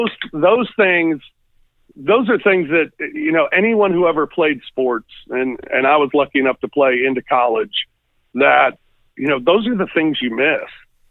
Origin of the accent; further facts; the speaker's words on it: St. Louis, Missouri, United States; now in Memphis, United States; Growing up in St. Louis, I was a hockey fan.